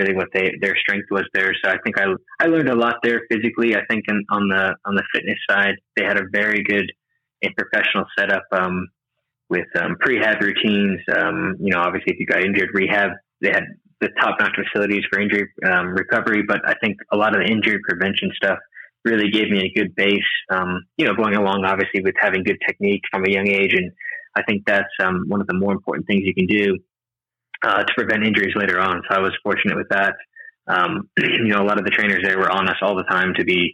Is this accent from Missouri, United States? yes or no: no; Brandon, Florida, United States; moved away as an adult; also born or lived in Bradenton, Florida / College Station, Texas; now in Texas, United States; I grew up in Brandon